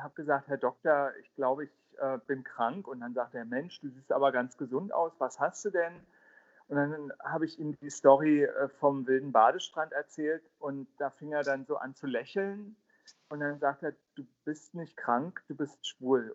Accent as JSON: {"language": "German", "region": "Berlin", "country": "Germany", "tie": "born or raised there", "said": "Ich bin ja im Südosten von Berlin aufgewachsen"}